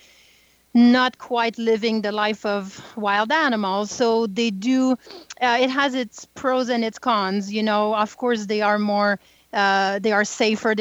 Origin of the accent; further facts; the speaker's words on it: small French town north of Montreal, Quebec, Canada; I'm French Canadian, so I grew up in the North Pole, what we call today. It's very, very small French town north of Montreal.